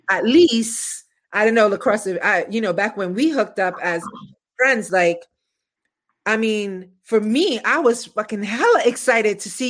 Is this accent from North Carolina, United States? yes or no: no; New York City, New York, United States; I'm from East New York, baby.